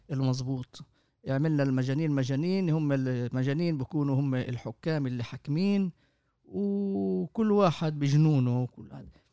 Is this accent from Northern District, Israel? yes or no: no; Jaffa, Tel Aviv District, Israel; من مواليد يافا